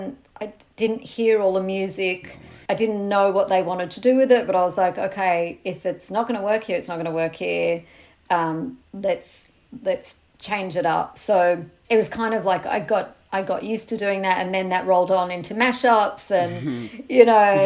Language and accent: English; Australia; now in United Kingdom; when I came from Australia to the UK with my album